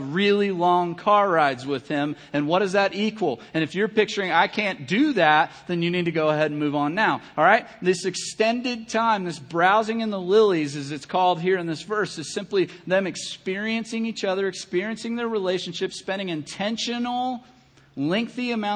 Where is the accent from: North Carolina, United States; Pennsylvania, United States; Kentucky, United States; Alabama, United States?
Kentucky, United States; I'm from Kentucky